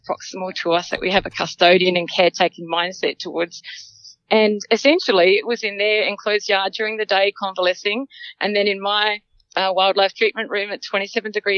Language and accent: English; Limpopo, South Africa; also born or lived in Lebanon mine near Johannesburg, South Africa; now in Australia; I was born in South Africa, and come from a farm, 250-acre farm, bordering Botswana, Mozambique, and Zimbabwe.